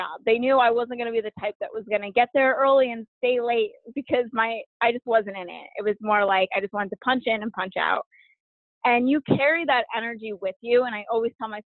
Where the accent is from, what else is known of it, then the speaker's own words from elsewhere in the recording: New York, United States; growing up in New York